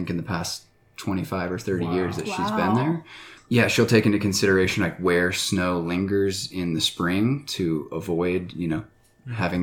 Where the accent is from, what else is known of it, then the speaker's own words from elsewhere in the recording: Atlanta, Georgia, United States; moved away as an adult; now in Colorado, United States; I grew up in Atlanta, Georgia